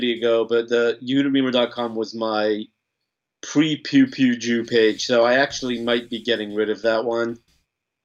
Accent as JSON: {"language": "English", "town": "Los Angeles", "region": "California", "country": "United States", "tie": "born or raised there", "moved": "as an adult", "lives_now": "Texas, United States", "said": "I grew up in Los Angeles, right? Don't hold it against me. I've been an adopted Texan for 6 years now, but I lived in LA for 30 years"}